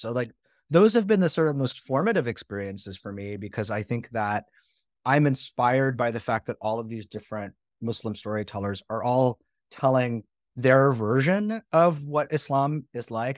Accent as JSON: {"language": "English", "country": "Canada", "moved": "as an adult", "lives_now": "United States", "said": "I'm from Canada, right? And I, I, like, I came to the US to go to school"}